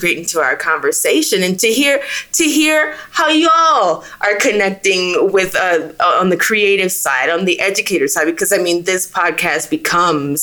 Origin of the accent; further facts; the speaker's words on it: the American South, United States; being a Southerner